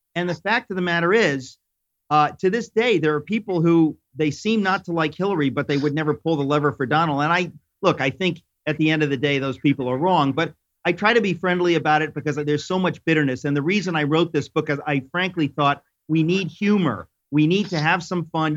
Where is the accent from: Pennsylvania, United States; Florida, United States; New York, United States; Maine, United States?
New York, United States; I'm a New Yorker